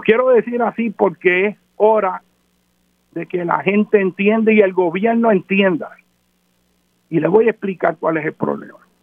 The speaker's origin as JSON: {"language": "Spanish", "country": "Puerto Rico", "said": "nuestro carácter como nación puertorriqueña"}